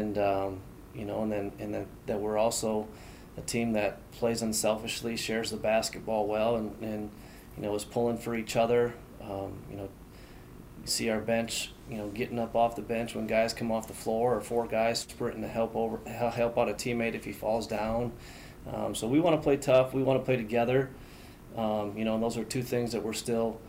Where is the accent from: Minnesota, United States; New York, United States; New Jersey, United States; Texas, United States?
Minnesota, United States; Minneapolis–Saint Paul; I grew up in the Twin Cities, as did my wife